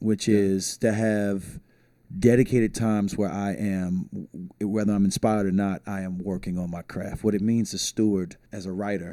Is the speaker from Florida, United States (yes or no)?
yes; St. Petersburg, Florida, United States; now in Tampa, United States; I was born in St. Petersburg, Florida